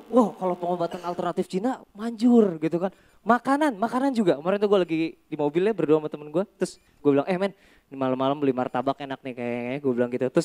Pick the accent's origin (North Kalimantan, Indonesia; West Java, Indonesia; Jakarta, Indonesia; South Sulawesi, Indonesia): Jakarta, Indonesia; Jadi gue lahir dan dibesarkan di Jakarta.